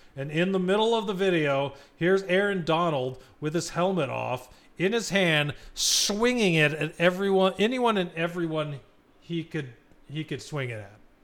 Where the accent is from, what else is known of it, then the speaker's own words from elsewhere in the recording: Arizona, United States; We're from Arizona